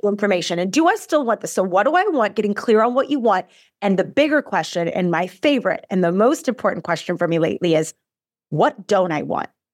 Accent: Midwest, United States; now in Arizona, United States; I am born and raised in the Midwest. I live in Arizona now, but I'm a Midwestern girl.

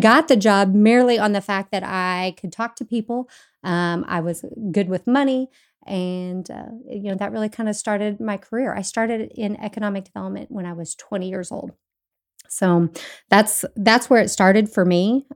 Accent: Bergen, Kansas, United States; moved away as an adult; also born or lived in Fort Hays State University, Kansas; now in Tomball, United States; I am originally from Kansas, so I'm not native to Texas. Um, I grew up in a really small town, um, in Bergen, Kansas.

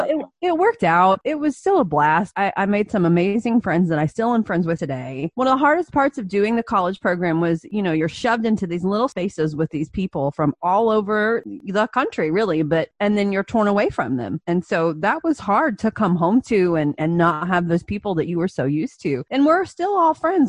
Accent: Indiana, United States; also born or lived in Orlando, Florida; I grew up in Indiana. I'm from here. I've been here my whole life

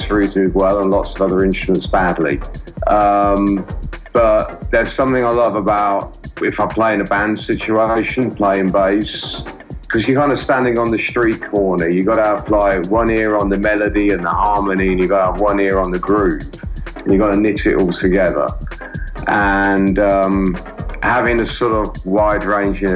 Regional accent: Wellingborough, East Midlands, United Kingdom; moved away as an adult; also born or lived in London; I grew up in the Midlands in England. Yeah. I was born in a town called Wellingborough and I lived in Northamptonshire until my early 20s when I went to London

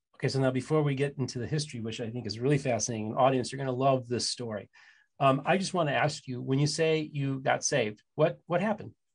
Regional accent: Midwest, United States; now in Southeastern United States, United States; I'm from the Midwest and I'm based in the Southeastern United States.

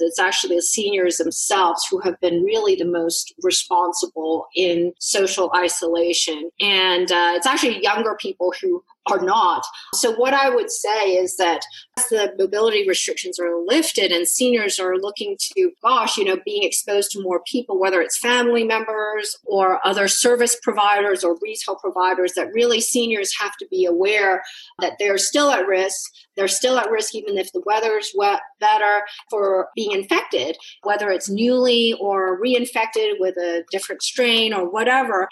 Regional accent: Hong Kong; I come from Hong Kong

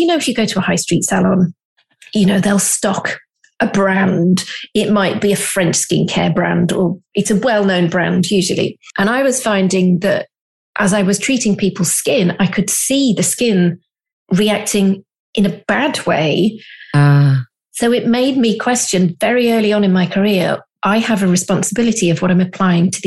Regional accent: the Cotswolds, South West England, United Kingdom; I'm from the Cotswolds.

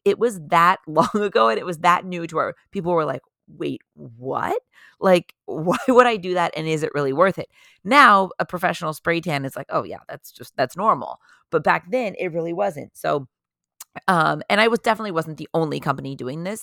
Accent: Orange County, California, United States; also born or lived in San Diego, California; I am from Orange County, California, originally

